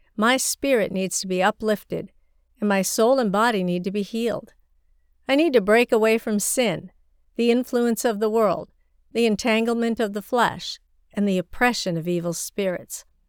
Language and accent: English; China; my hometown in rural China